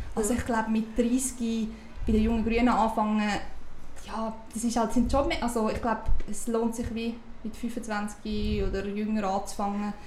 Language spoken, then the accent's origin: German; Uri, Switzerland; now in Zurich, Switzerland; Ich bin im Kanton Uri aufgewachsen